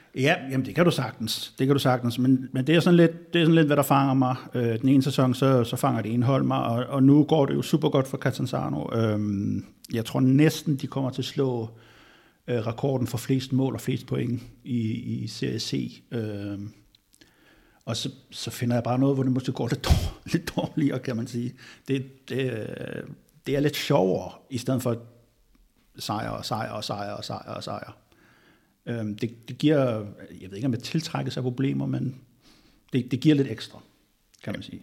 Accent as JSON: {"language": "Danish", "area": "Bornholm", "region": "Capital Region of Denmark", "country": "Denmark", "said": "så kommer jeg jo fra Bornholm"}